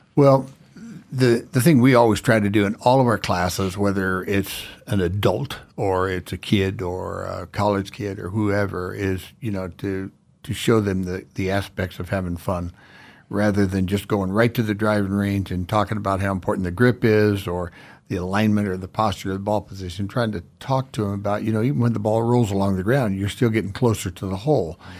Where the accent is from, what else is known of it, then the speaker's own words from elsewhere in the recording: South Florida, United States; moved away as an adult; also born or lived in Georgia; now in Idaho, United States; grew up in South Florida